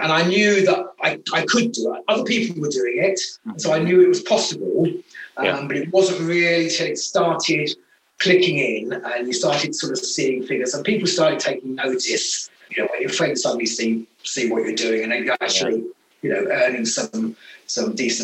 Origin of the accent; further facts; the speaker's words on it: United Kingdom; being a Brit